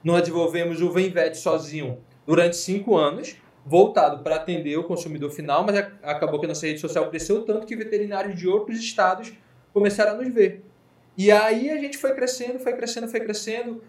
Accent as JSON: {"language": "Portuguese", "town": "Manaus", "region": "Amazonas", "country": "Brazil", "said": "Nós somos de Manaus."}